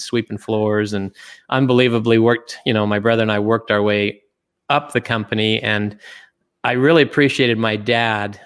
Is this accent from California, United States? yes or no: no; Springville, Utah, United States; also born or lived in Germany; I grew up in Utah